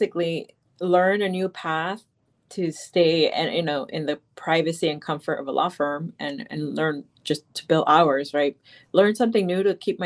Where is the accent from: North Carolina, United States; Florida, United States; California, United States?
Florida, United States; Miami; I grew up in Miami, Florida, and most people around me were people that came to the United States.